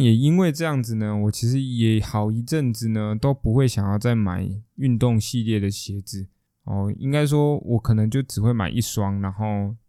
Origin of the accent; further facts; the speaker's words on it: Taiwan; 我们台湾人不会那么地讲究生活，享受生活这件事情